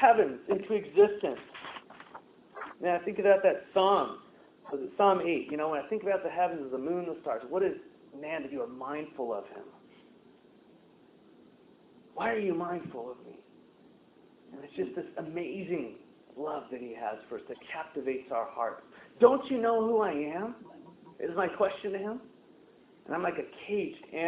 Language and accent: English; United States; I'm an American